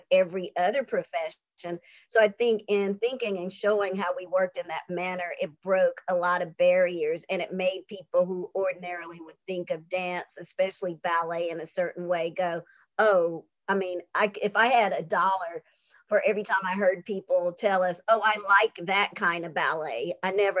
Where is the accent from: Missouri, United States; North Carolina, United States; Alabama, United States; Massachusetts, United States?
North Carolina, United States; now in Atlanta, United States; I come from North Carolina, where my community was very strong and we helped one another.